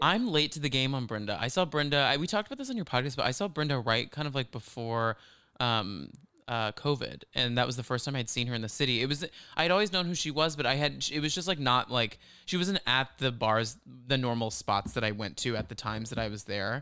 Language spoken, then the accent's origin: English; the South, United States; born or raised there